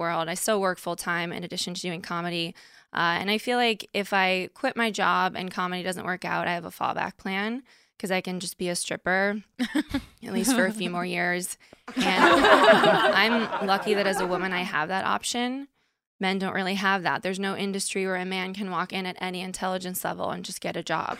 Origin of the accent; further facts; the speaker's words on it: Stamford, Connecticut, United States; moved away as an adult; also born or lived in Boston; now in New York City, United States; I'm from Connecticut originally